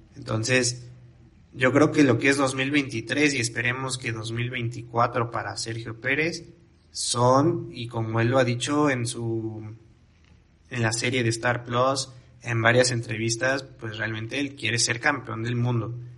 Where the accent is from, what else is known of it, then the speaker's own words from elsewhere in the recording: Mexico; como mexicanos